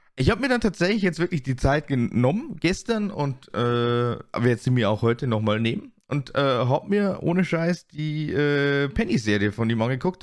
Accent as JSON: {"language": "German", "country": "Germany", "said": "bei uns in Deutschland"}